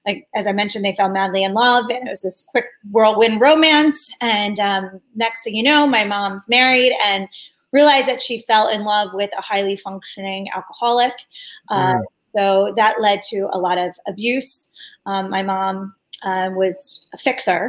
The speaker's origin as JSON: {"language": "English", "town": "Media", "region": "Pennsylvania", "country": "United States", "tie": "born or raised there", "said": "I was born in Philadelphia, right outside of Philadelphia, in this place called Media"}